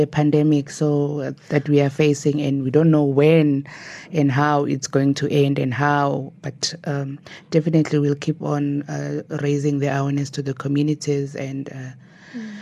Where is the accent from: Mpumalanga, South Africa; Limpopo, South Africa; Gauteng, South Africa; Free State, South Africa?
Mpumalanga, South Africa; Nelspruit; born and bred in Nelspruit